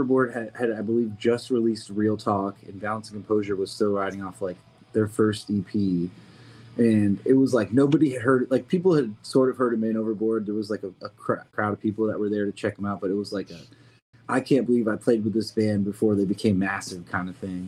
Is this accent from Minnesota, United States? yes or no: no; Burlington, Vermont, United States; I grew up in Vermont, so I grew up with a similar kind of scene in Burlington